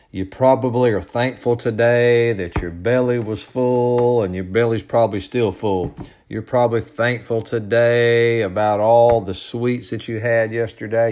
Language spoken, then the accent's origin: English; United States; I was born in this country